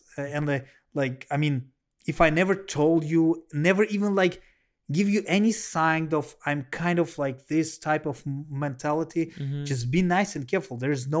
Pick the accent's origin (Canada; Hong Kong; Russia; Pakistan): Russia; let you know I'm from Russia, and you know Russia may be one of the most homophobic country.